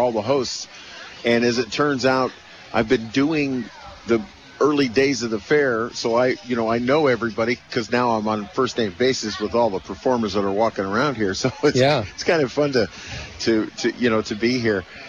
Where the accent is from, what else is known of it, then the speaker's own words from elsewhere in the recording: California, United States; I was born in California.